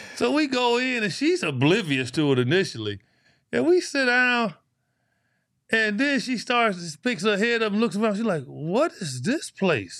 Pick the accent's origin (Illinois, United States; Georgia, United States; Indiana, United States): Illinois, United States; Chicago; I grew up Chicago, Illinois, inner city. I grew up in Cabrini Green.